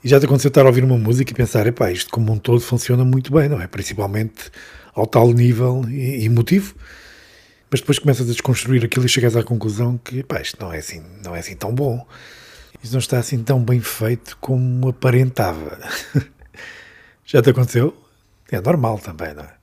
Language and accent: Portuguese; Covilhã, Beira, Centro, Portugal; eu sou do interior, não é? Sou beirão, nasci na Colhã